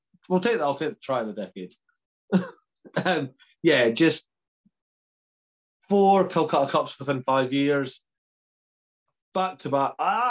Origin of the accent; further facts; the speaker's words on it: Scotland, United Kingdom; As a Scotsman